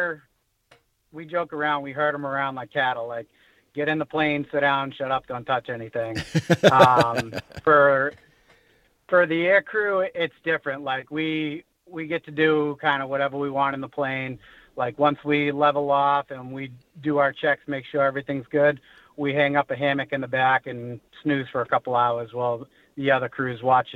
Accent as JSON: {"language": "English", "region": "New Hampshire", "country": "United States", "tie": "born or raised there", "also_born_or_lived": "North Carolina", "moved": "as an adult", "said": "I grew up in New Hampshire."}